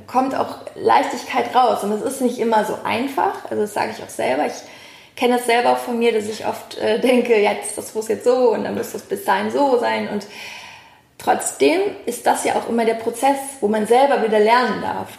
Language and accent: German; Cologne, North Rhine-Westphalia, Germany; Wir Kölner